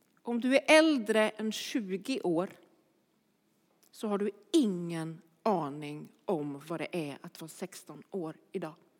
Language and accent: Swedish; Örebro, Örebro County, Sweden; Jag kommer från Örebro